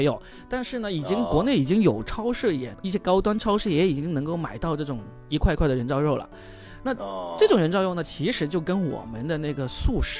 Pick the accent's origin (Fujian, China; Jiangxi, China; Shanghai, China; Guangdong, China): Guangdong, China; 我从小我是在那个呃农村长大的，我从小吃的肯绝对就是走地鸡。所以呢，我们广东这边，特别是这种小城镇、小农村出来的人呢